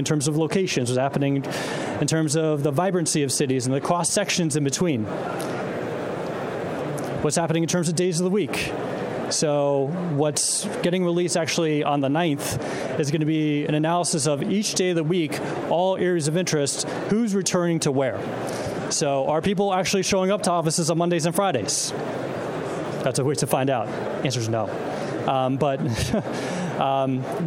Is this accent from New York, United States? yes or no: yes; New York City, New York, United States; I'm a New Yorker